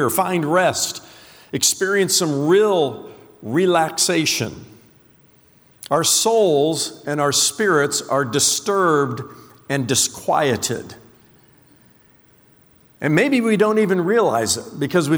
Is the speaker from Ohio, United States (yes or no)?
no; Indiana, United States; moved away; I was born and raised in the Hoosier State, the great state of Indiana